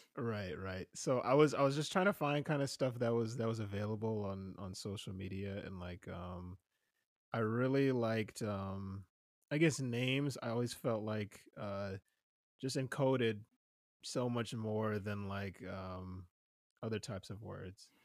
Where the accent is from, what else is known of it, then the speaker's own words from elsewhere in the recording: New Jersey, United States; moved away; I'm originally from New Jersey